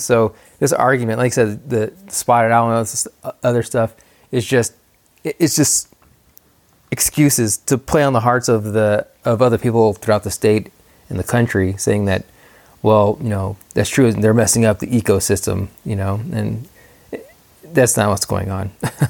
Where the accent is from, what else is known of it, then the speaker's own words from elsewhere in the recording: New Mexico, United States; I was born and raised here in Mexico. A lot of Mexico is blue collar workers.